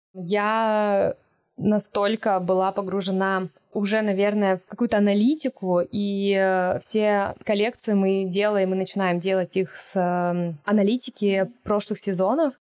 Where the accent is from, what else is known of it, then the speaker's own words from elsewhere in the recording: Siberia, Russia; moved away; я с Байкала, Сибири, и это то, что меня окружало